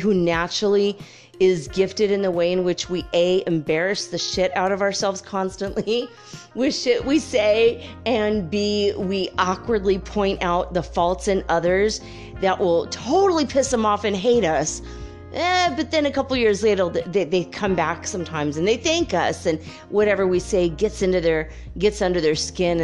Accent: Minnesota, United States; also born or lived in California; now in Detroit, United States; I grew up in California and then, you know, Minnesota

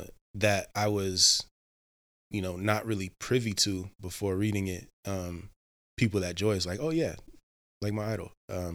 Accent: Cincinnati, Ohio, United States; Cincinnati, Ohio.

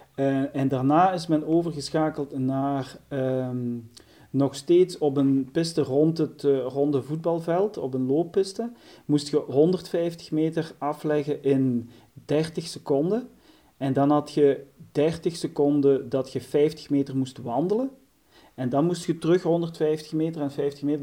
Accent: As, near Genk, Flanders, Belgium; ik ben afkomstig van Aspe Genk

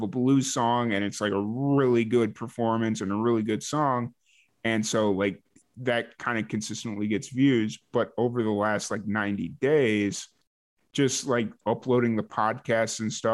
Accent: Chicago, Illinois, United States; also born or lived in New Mexico; now in Texas, United States; growing up in Chicago

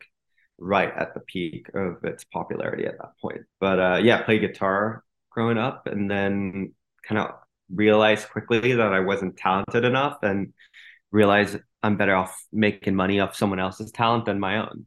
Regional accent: Singapore; also born or lived in Los Angeles, United States; now in New York, United States; I grew up there and then moved to New York 2 years ago for my wife's work, but I was in LA for 6 years before

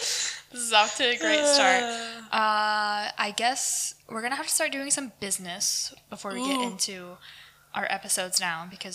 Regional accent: Idaho, United States; born there; I was born in Idaho as well.

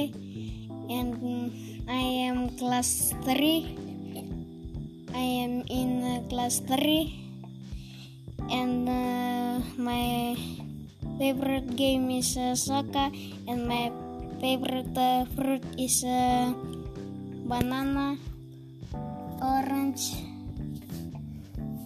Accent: Fiji; I'm from Fiji

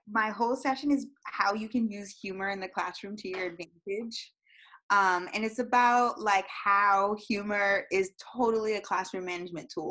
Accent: Florida, United States; also born or lived in Massachusetts; I was born in Massachusetts. I was raised in Florida. We moved here probably when I was 3 years old

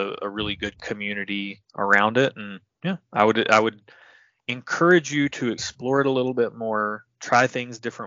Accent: Tennessee, United States; I'm from Tennessee

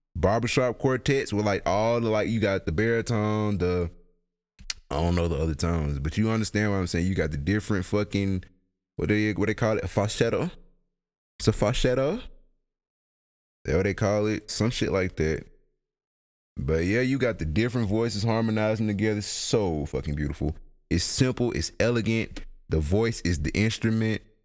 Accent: United States; as an American

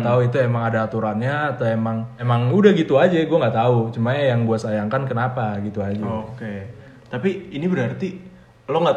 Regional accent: Cilegon, Banten, Indonesia; gue ini gue asli Cilegon.

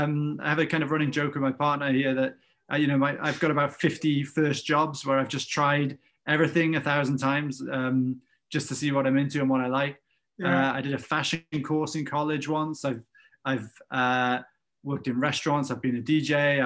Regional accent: North Wales, United Kingdom; moved away; Yeah, so I'm from North Wales originally, grew up in a small town, that kind of old story. Grew up in a family where, you know, no one went to university.

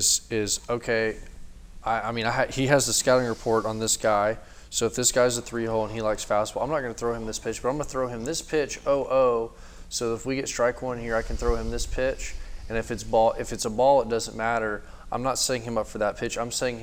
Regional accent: Texas, United States; This guy's from Mississippi. I'm from, you know, I'm from Texas.

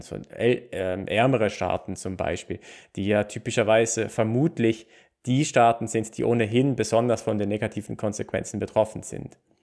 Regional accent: Basel, Basel-Stadt, Switzerland; ich komme aus Basel

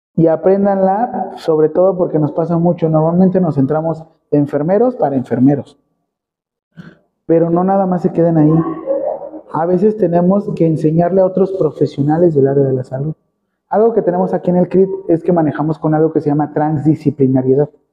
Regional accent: Mexico

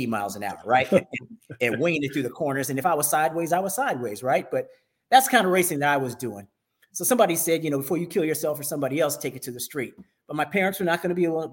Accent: Northern California, United States; I grew up in Northern California

